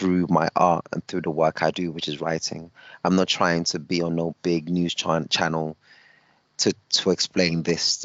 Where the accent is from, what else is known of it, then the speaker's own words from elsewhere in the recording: United Kingdom; I'm British up until the point that I'm not British